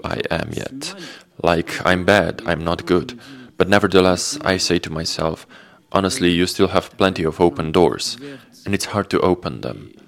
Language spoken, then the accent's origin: English; Slovenia; Valentina and me here in Slovenia.